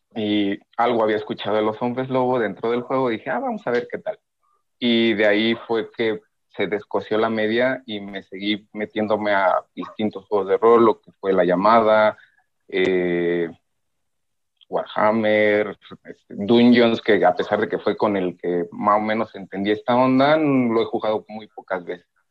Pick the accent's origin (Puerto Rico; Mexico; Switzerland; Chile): Mexico; soy de México